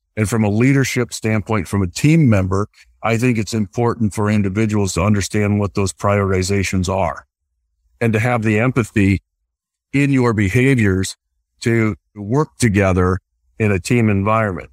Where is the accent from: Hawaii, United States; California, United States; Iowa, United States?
Iowa, United States; I grew up in the Midwest. So I, I grew up in a small rural uh, community in the state of Iowa